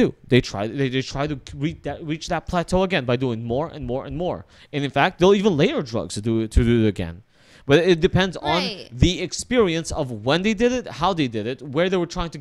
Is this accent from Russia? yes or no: yes; Russia; I am from the Soviet Union. I am Russian.